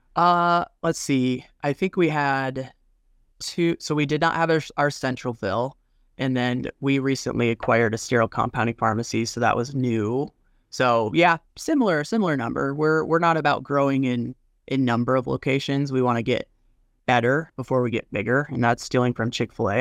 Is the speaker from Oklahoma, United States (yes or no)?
no; Colorado, United States; also born or lived in Wyoming; Born and raised in Colorado, went up to Wyoming